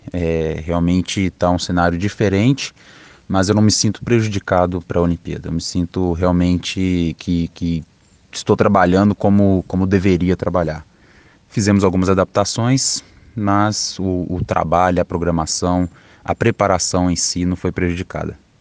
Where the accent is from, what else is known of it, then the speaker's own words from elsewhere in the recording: Betim, Minas Gerais, Brazil; moved away as an adult; also born or lived in Juatuba, Minas Gerais; Foi aí que, que eu cresci, né? Então foi, foi em Betim, Minas Gerais